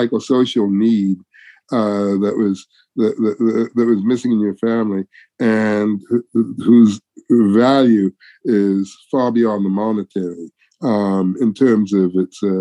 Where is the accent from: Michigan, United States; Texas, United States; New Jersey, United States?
Michigan, United States; Detroit; moved away; also born or lived in Houston; I was born in Detroit.